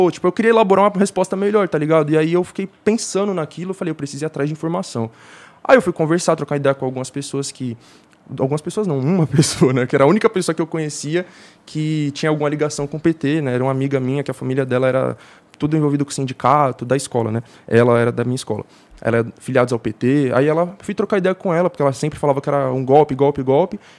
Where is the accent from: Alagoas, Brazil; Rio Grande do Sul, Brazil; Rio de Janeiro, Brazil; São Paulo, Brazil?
São Paulo, Brazil; born there; Eu nasci na Brasilândia. Nos anos 2000, a Brasilândia era um dos acho que o terceiro pior distrito de São Paulo para ser uma criança, tá ligado?